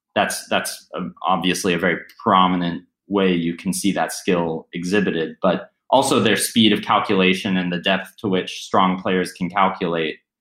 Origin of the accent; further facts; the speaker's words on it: Pittsburgh, Pennsylvania, United States; I grew up in Pittsburgh, which had a decent chess scene